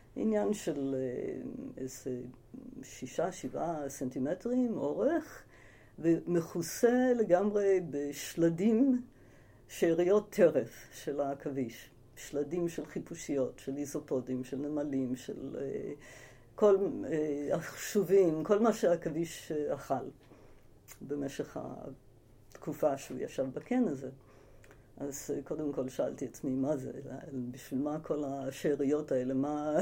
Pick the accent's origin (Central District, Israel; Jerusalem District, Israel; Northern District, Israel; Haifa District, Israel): Central District, Israel; Ramat HaSharon; also born or lived in United States / Tel Aviv; נולדתי בארצות הברית, אני אמריקאית במקור. אה, הגעתי לארץ בגיל שמונה עם המשפחה